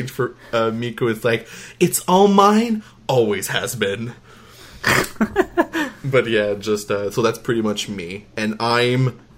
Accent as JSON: {"language": "English", "country": "Canada", "accent": "French Canadian", "said": "I am French Canadian, if you couldn't guess by my accent."}